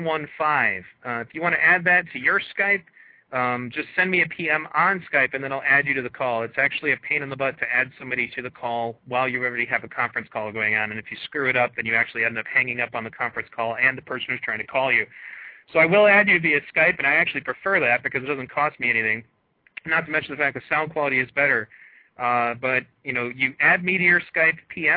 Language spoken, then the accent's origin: English; United States; our country